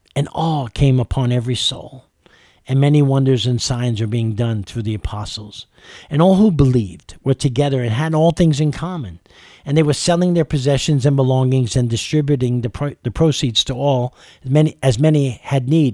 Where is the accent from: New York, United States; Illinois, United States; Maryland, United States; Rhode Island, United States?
New York, United States; New York City; moved away as an adult; also born or lived in California; now in Kentucky, United States; I grew up in New York City, the melting pot of the world with every culture, color, and race